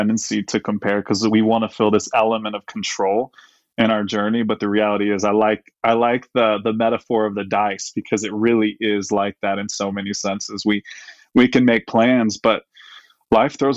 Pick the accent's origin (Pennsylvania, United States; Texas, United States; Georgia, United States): Texas, United States; Dallas; I was born in Dallas, and my wife's actually from Texas too